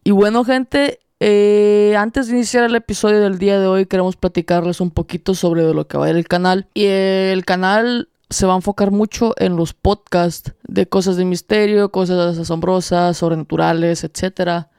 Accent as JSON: {"language": "Spanish", "country": "El Salvador", "said": "los tres somos salvadoreños"}